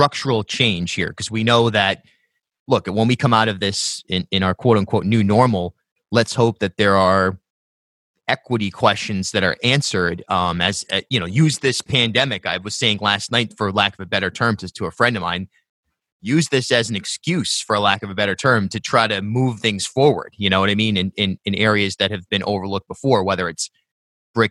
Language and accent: English; South County, Rhode Island, United States; I grew up in South County